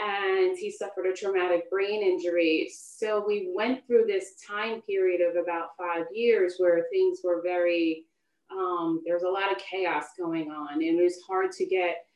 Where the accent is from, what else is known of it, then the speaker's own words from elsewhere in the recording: Long Island, New York, United States; I grew up on Long Island